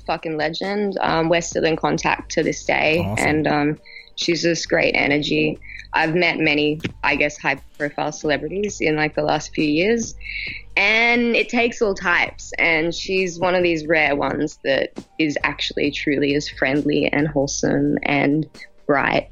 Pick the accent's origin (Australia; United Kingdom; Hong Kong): Australia; I come from Gummo style Australia. From the country